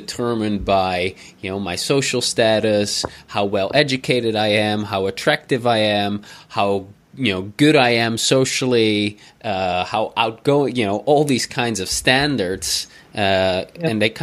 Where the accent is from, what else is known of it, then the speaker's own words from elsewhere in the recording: Netherlands; moved away; coming from the Netherlands